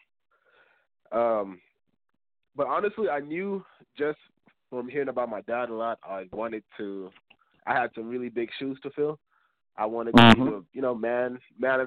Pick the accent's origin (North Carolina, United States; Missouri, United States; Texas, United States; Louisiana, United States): Texas, United States; also born or lived in Zambia / Chicago, Illinois; whenever I came from Zambia, we originally moved to Illinois, Chicago. And I stayed there for a couple of years until I moved to Texas. And when I was like 8 or 9, then I've been here ever since